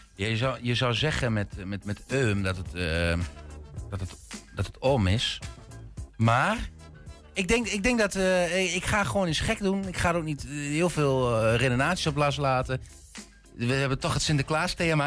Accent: Twente, Overijssel, Netherlands; accent: light Twents; ik heb een licht Twents accent

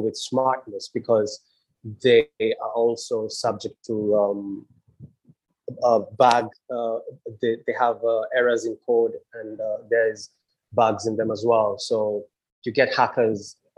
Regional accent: Kenya; also born or lived in England; now in Trinidad and Tobago; I went back to my home country, Kenya

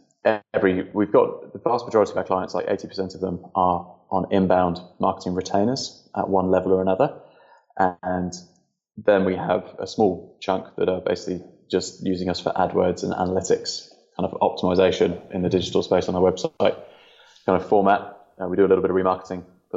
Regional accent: England, United Kingdom; moved away as an adult; now in New Zealand; I was originally from England and moved to New Zealand about 4 years ago.

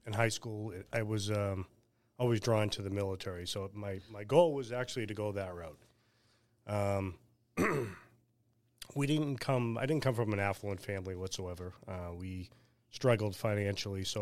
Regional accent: Weymouth, Massachusetts, United States; also born or lived in Boston / Quincy; Spent two years there, and then we moved to Quincy. Then at age, I think it was eleven or twelve, we moved to Weymouth.

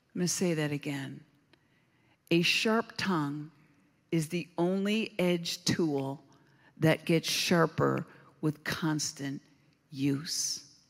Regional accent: Southern Oregon, United States; I hail from Southern Oregon.

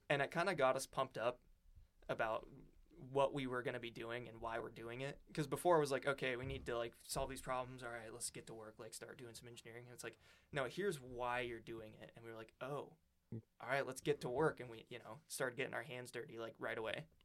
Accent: Great Falls, Montana, United States; moved away as an adult; also born or lived in Florence, Montana; now in Oregon, United States; I grew up in Montana. I'm from, uh, little town in kind of the, like, dead center of Montana, Great Falls, and then, uh, moved to Florence, which is in the Missoula area

